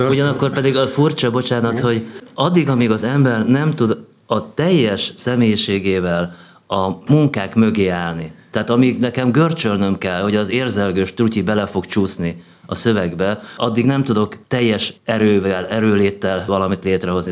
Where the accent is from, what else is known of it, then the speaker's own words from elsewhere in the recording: Hungary; now in Budapest, Hungary; én egy olyan családba születtem, amelyik még Freud előtt élt. Tehát ugye, nagyjából ugye ez a vidéki Magyarország a 60-as években